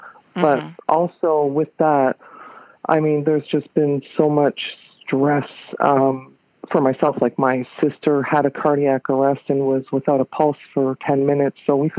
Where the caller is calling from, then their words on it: London, Ontario, Canada; I'm calling from London, Ontario, Canada.